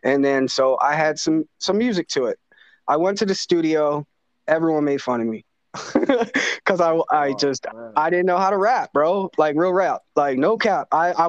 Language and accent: English; South Daytona, Florida, United States; also born or lived in Norristown, Pennsylvania / Philadelphia / West Virginia; I was born in Norristown, which is like right outside Philly. But like, for real, Philly was my stomping grounds later on in my life. And we could talk about that too later on. But I grew up in South Daytona a lot of my time